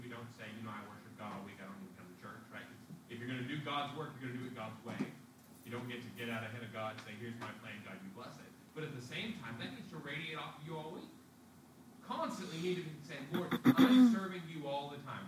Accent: United States; As American citizens

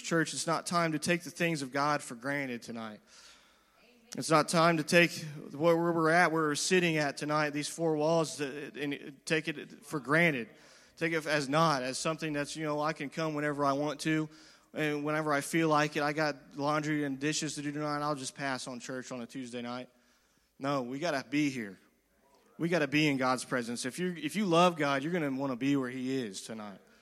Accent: United States; as the American people

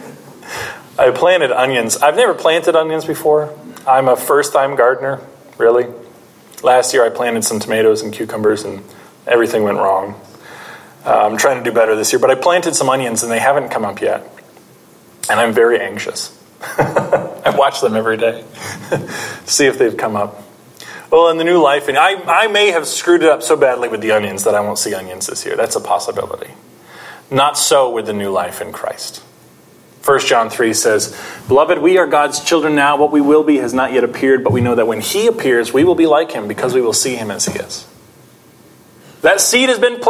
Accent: Pennsylvania, United States; I'm from Pennsylvania.

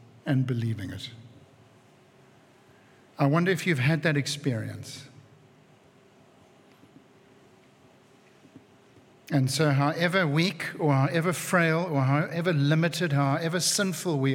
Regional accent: Cape Town, Western Cape, South Africa; who I grew up with in Cape Town

